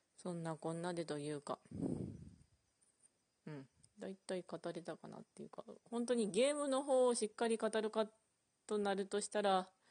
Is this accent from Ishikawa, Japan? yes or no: yes; Ishikawa, Japan; うちの地元が石川なんですけど